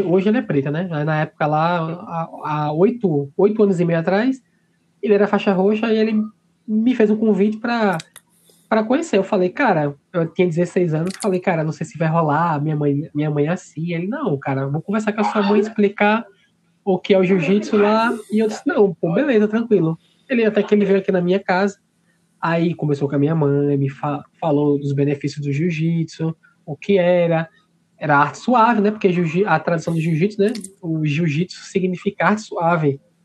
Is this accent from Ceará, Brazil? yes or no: no; Maceió, Alagoas, Brazil; da minha terra, né, de Maceió